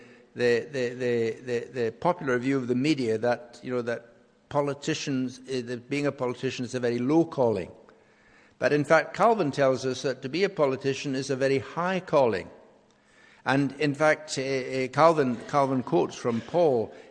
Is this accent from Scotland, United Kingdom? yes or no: yes; Scotland, United Kingdom; as a Scottish nation, we will face a referendum on independence